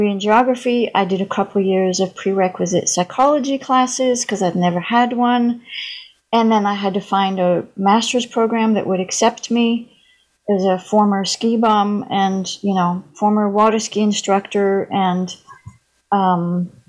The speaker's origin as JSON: {"language": "English", "town": "Paris", "region": "Île-de-France", "country": "France", "tie": "born or raised there", "moved": "as an adult", "said": "I was born and raised in Paris, France. Lived there till I was 19, so I grew up bilingual. I don't have a sexy French accent. Uh, my mother was British, so I was I always spoke English."}